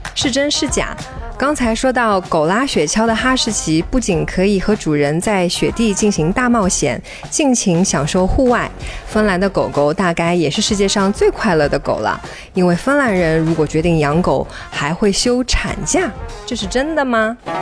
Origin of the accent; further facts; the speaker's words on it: China; 我是来自中国的